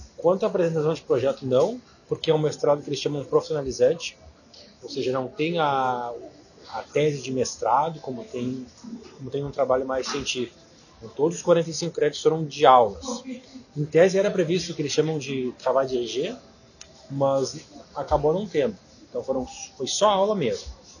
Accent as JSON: {"language": "Portuguese", "country": "Brazil", "moved": "as an adult", "said": "eu tinha estudado francês no Brasil"}